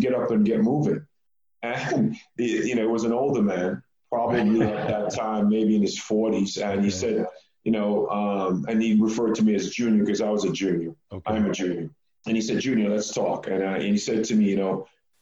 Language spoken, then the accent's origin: English; Jamaica; also born or lived in New York; now in Texas, United States; I was born in Jamaica